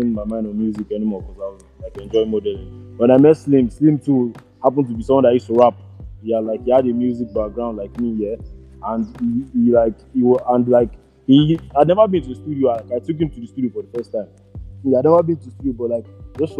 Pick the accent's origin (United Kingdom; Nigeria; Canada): Nigeria; Lagos; also born or lived in Ilorin, Kwara State / Southeast London; But I was born in Lagos. I grew up in Lagos. I spent most of my childhood in Lagos